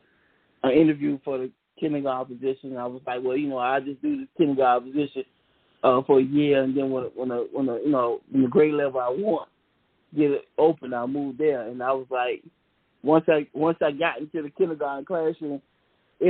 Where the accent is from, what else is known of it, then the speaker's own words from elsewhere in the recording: Savannah, Georgia, United States; I grew up in Savannah, Georgia